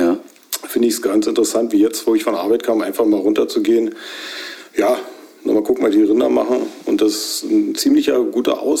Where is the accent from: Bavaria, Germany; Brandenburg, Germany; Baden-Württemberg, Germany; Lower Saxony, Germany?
Brandenburg, Germany; Grube; also born or lived in Belzig; Ja, also gebürtig in Belzig. {S0} Ja. {S1} Und aufgewachsen in Grube und eigentlich auch nicht über die Zeit weiter hinausgekommen.